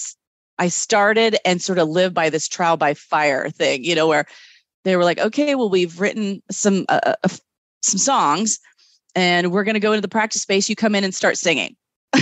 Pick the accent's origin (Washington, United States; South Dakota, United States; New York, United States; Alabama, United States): Washington, United States; Kennewick; moved away as an adult; also born or lived in Seattle / France; I grew up in the Tri-Cities in Kennewick, Kennewick, Washington